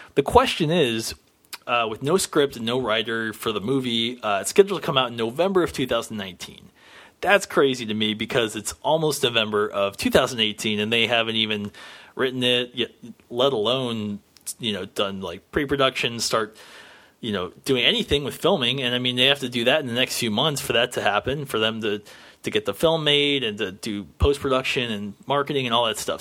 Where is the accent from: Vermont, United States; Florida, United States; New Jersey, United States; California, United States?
Florida, United States; Orlando; I grew up in Orlando, Florida